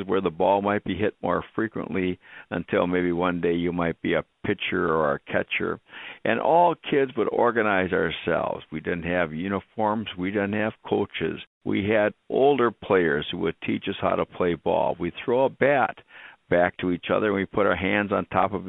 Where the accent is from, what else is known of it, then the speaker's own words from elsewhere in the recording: Wisconsin Rapids, Wisconsin, United States; We grew up in Wisconsin Rapids, and the river ran right through town